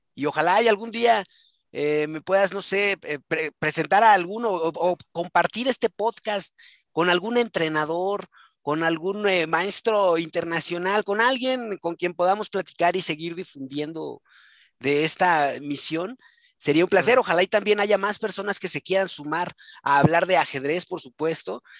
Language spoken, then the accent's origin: Spanish; Mexico; soy mexicano, soy mexa